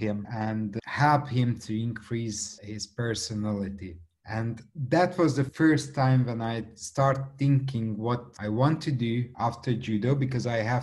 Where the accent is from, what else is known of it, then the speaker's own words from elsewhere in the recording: Budapest, Hungary; English is a second language; I came from Hungary. Budapest is the capital city of Hungary